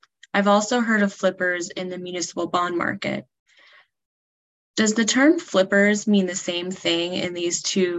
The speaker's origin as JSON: {"language": "English", "town": "Columbus", "region": "Ohio", "country": "United States", "moved": "yes", "said": "I'm originally from Columbus, Ohio."}